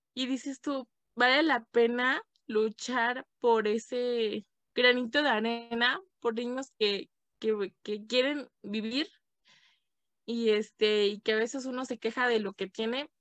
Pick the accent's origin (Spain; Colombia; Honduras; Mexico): Mexico; Toluca, State of Mexico; also born or lived in Michoacán; now in Tlalpujahua, Mexico; yo nací, pues digamos que nací en, Toluca, en el Estado de México. Pero bueno, eh, en fin, vivo acá en Michoacán